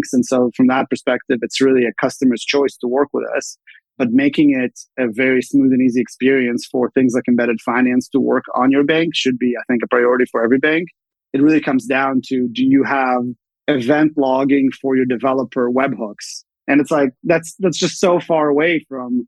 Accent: Redmond, Washington, United States; moved away as an adult; also born or lived in Bay Area; I grew up in Redmond, Washington, both my parents were Microsoft

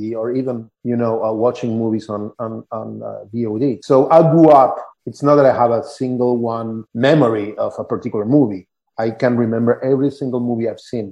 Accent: Buenos Aires, Argentina; I grew up in Buenos Aires, Argentina.

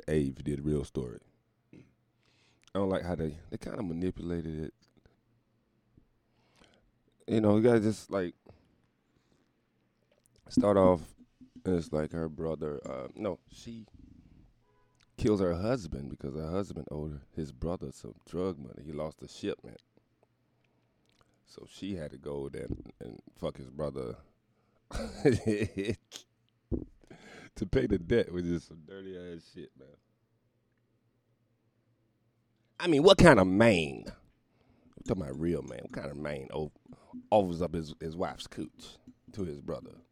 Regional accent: the South, United States; now in New York City, United States; I'm from the South

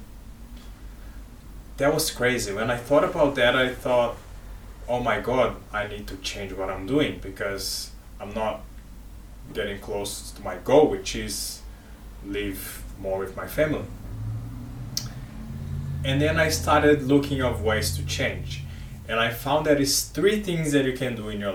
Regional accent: Brazil; now in Australia; I am from Brazil, I live in Australia

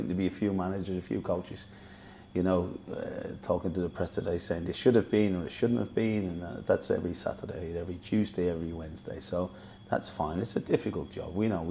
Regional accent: Dublin, Leinster, Ireland; moved away; also born or lived in Middlesbrough; I was from Dublin

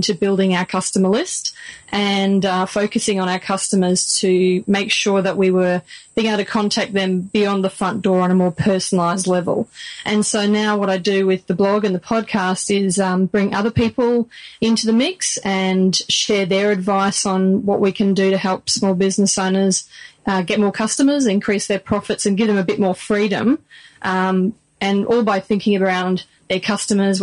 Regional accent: Australia; Australian. My grandparents were Italian, but Spanish roots

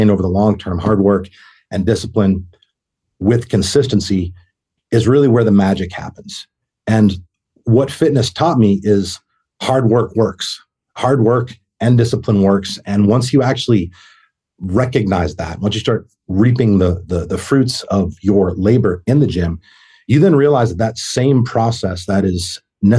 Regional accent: Boston, Massachusetts, United States; moved away as an adult; I'm from Boston, Massachusetts

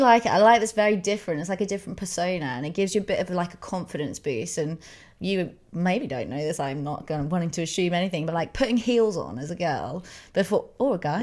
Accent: England, United Kingdom; we're English

